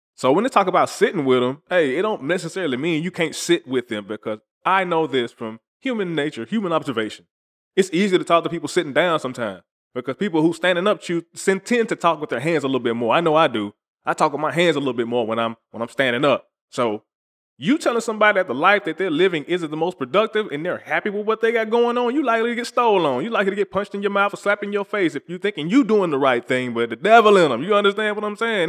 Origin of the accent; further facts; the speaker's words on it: the South, United States; I'm from the South